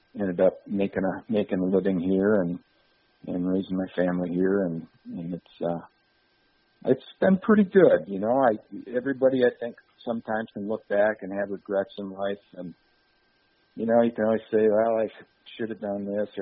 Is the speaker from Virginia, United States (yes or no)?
no; Holt, Michigan, United States; also born or lived in Lansing, Michigan; now in Vermontville, United States; I was born and raised in Ingham County, in Holt